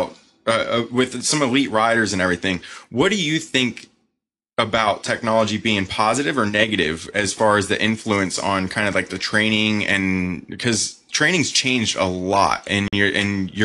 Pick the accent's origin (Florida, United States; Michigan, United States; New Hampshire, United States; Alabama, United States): Florida, United States; Sarasota; we grew up in Sarasota, Florida.